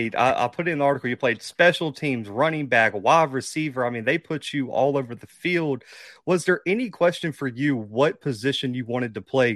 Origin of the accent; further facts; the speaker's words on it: Alabama, United States; I'm from Alabama as well